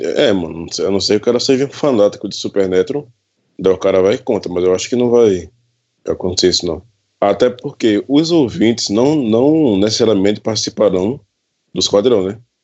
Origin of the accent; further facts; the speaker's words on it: Pesqueira, Pernambuco, Brazil; Eu sou natural da, eu sou natural da cidade de Pesqueira, Pernambuco